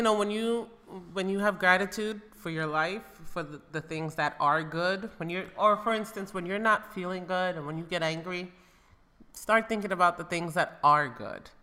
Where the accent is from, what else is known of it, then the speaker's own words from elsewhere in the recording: United States; moved away as an adult; now in Spain; I grew up in America.